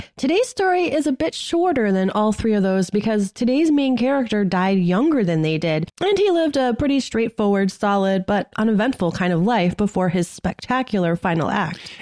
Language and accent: English; Massachusetts, United States; now in Ohio, United States; I'm from Massachusetts